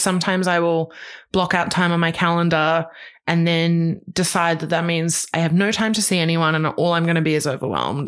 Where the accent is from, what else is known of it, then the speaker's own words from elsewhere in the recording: Queensland, Australia; moved away; I grew up in Queensland